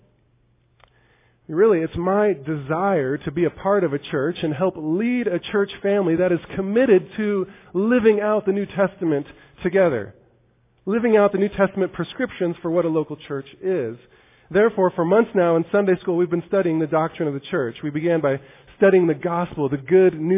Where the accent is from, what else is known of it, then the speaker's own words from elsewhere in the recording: United States; As American evangelicals